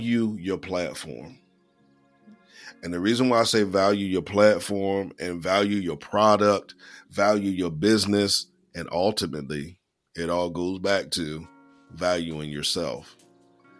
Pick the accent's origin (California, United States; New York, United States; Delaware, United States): Delaware, United States; Lower Slower; I'm from Lower Slower Delaware